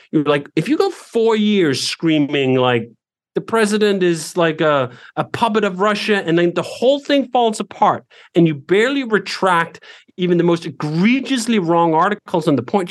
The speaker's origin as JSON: {"language": "English", "country": "Denmark", "tie": "born or raised there", "moved": "as an adult", "lives_now": "United States", "said": "growing up in Denmark"}